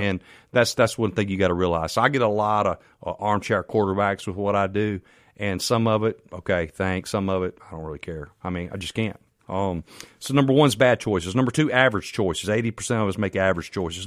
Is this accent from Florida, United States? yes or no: no; Canton, Mississippi, United States; also born or lived in Farm Haven, Mississippi; I'm from Canton, Mississippi